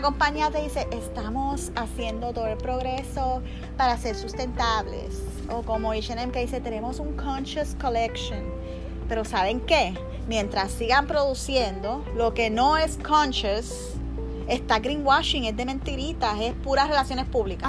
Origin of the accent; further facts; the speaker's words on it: Puerto Rico; moved away as an adult; also born or lived in San Juan; now in Miami, United States; me mudé de Puerto Rico aquí